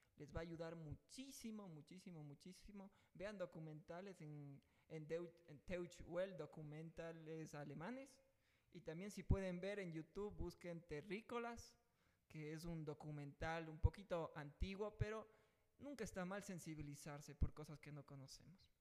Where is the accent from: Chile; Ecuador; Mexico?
Ecuador; la corrupción que tenemos metida eh, como ecuatorianos